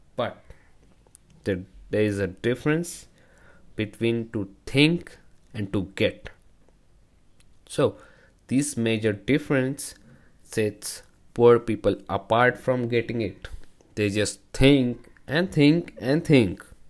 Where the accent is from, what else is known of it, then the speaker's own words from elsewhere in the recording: India; from India